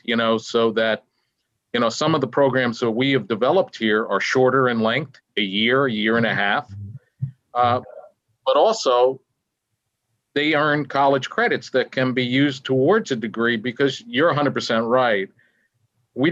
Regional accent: Madison, New Jersey, United States; I grew up in Madison, New Jersey. I still live in Madison, New Jersey.

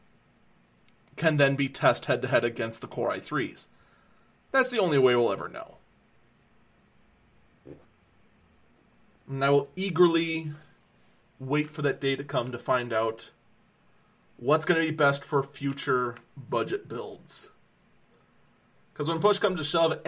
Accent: Wisconsin, United States; here in my home state of Wisconsin

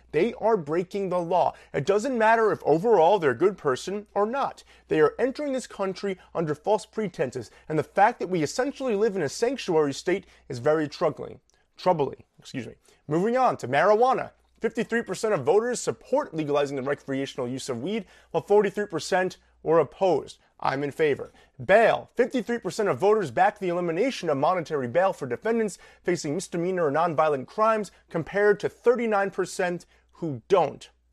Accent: Long Island, New York, United States; I grew up on Long Island in a pretty well to do neighborhood

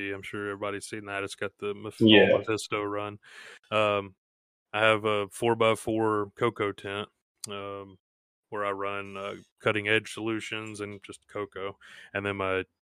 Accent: Gulf Coast, United States; moved away as an adult; I am originally from the Gulf Coast

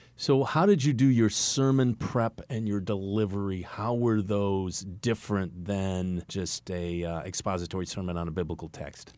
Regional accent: East Coast, United States; I'm from the East Coast

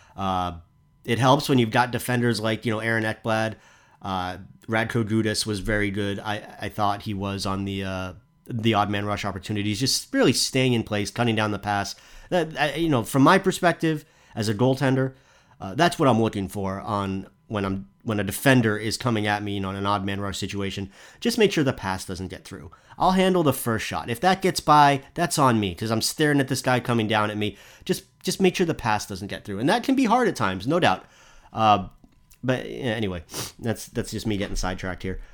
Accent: United States; as an American

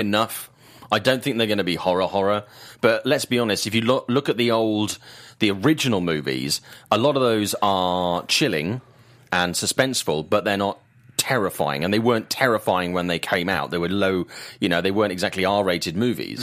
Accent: United Kingdom; I'm a British guy

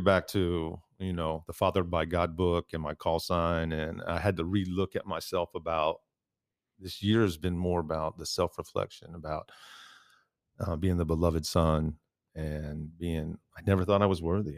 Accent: Midwest, United States; I grew up in the Midwest.

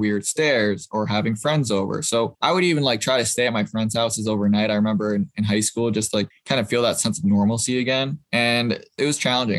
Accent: Boston, Massachusetts, United States; I'm originally from Boston, or outside of Boston

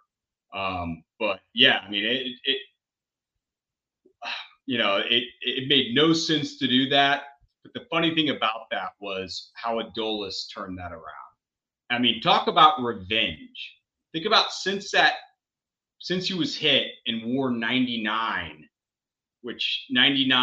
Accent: Austin, Texas, United States; I'm born and raised in Austin.

